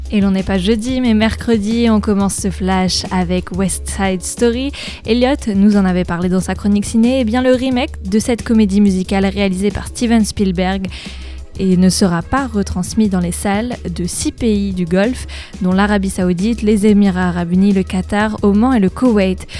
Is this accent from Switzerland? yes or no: no; Normandy, France; chez nous en Normandie